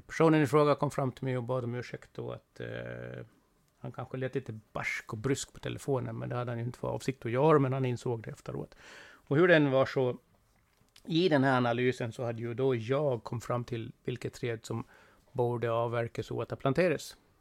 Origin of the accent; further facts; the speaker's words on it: Gotland, Sweden; Jag är eh, från Gotland, det hörs väl ganska klart och tydligt